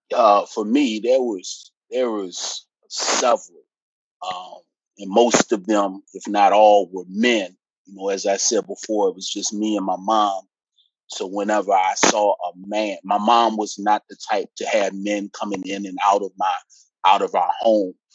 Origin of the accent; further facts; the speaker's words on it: Petersburg, Virginia, United States; also born or lived in Washington, D.C.; I was born in Washington, D.C., uh, single parent, uh, latchkey kid. Uh, and then we eventually moved here to Petersburg, Virginia, which is really where I say I'm from